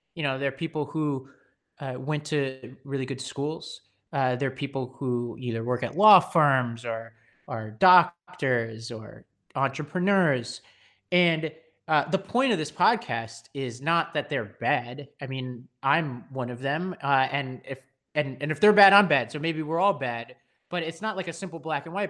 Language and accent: English; New York City, New York, United States; I grew up on Staten Island, New York